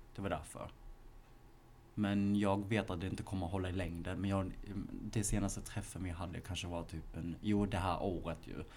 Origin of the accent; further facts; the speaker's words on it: Malmö, Skåne, Sweden; moved away as an adult; now in Stockholm, Sweden; Vi är från Malmö